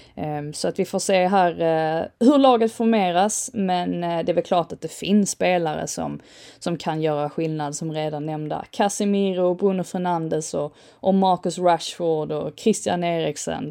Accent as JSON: {"language": "Swedish", "region": "England", "country": "United Kingdom", "said": "som engelsman och engelsk fotbollssupporter"}